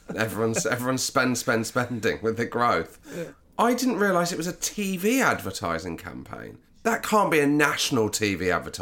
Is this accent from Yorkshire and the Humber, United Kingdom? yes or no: yes; Yorkshire and the Humber, United Kingdom; Good at saving, I beat the competition, and I am from Yorkshire.